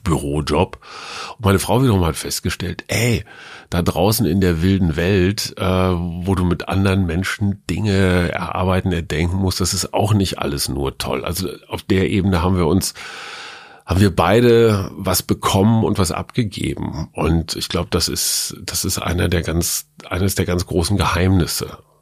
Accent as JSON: {"language": "German", "town": "Münster", "region": "North Rhine-Westphalia", "country": "Germany", "said": "als Münsteraner"}